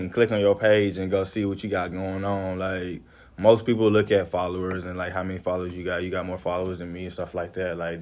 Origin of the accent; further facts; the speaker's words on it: Houston, Texas, United States; moved away as an adult; also born or lived in Lake Charles, Louisiana; now in Los Angeles, United States; I was born in Houston, Texas. My people on my mother's side, they are from Louisiana, and that's basically the family I grew up with. So I was back and forth between Houston and Louisiana